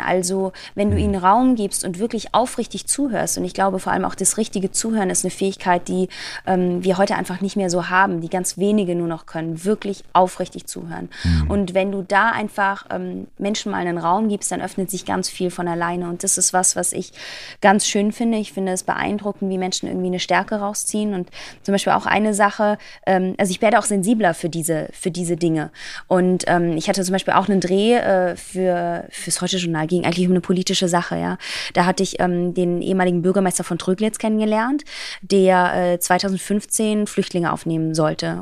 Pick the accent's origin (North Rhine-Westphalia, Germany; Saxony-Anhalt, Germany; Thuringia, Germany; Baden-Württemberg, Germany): Baden-Württemberg, Germany; Black Forest, near Baden-Baden; ich komme aus dem Schwarzwald, aus der mhm. Nähe von Baden-Baden